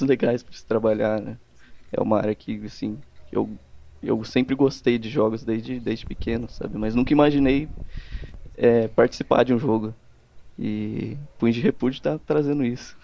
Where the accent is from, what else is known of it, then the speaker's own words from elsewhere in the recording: Campinas, São Paulo, Brazil; Eu, eu sou de Campinas, na verdade. De interior de São Paulo, né?